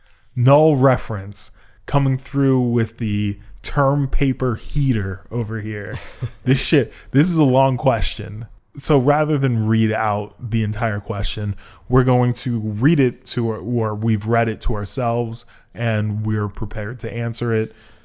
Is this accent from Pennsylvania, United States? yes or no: no; Boston, Massachusetts, United States; A story came out in my hometown of Boston.